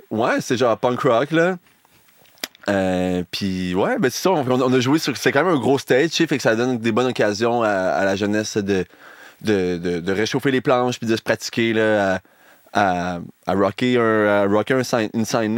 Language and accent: French; Chaudière-Appalaches, Quebec, Canada; ma région d'origine, Chaudière-Appalaches